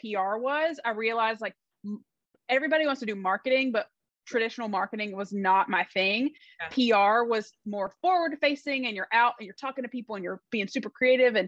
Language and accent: English; Erwin, North Carolina, United States; also born or lived in Los Angeles, California; now in Raleigh, United States; So I grew up in Irwin.